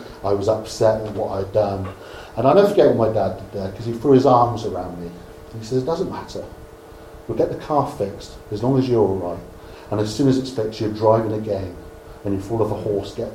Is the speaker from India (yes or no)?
no; Dorchester, South West England, United Kingdom; I'm from Dorchester